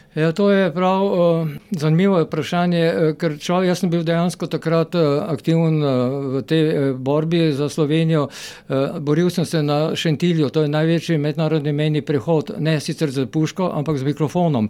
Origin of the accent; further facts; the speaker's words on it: Maribor, Slovenia; also born or lived in Graz; jaz sem iz Maribora